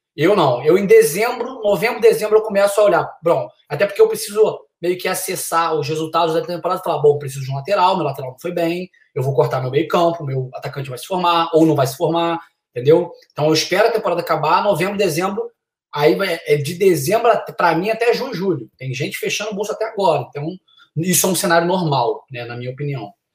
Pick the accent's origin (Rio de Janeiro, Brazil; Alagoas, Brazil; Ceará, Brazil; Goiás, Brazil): Rio de Janeiro, Brazil; Niterói; moved away as an adult; now in United States; joguei no Brasil durante seis anos, juniores e, e profissional no Rio de Janeiro, sou de Niterói.